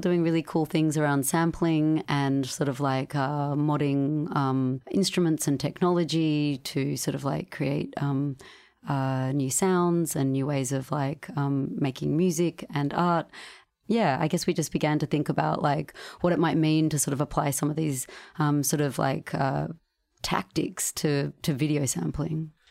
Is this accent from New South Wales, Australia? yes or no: yes; Sydney, New South Wales, Australia; We grew up in Sydney